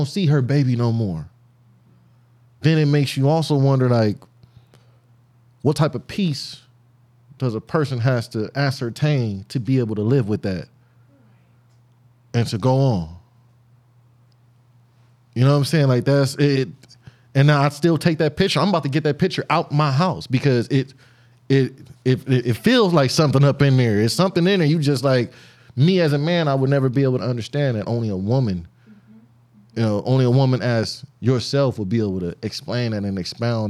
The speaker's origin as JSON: {"language": "English", "town": "Compton", "region": "California", "country": "United States"}